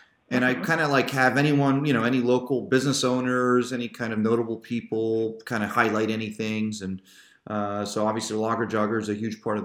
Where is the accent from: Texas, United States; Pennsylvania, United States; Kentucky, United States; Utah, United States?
Pennsylvania, United States; Pottsville; I grew up in Pottsville. I just moved back to Pottsville a couple of years ago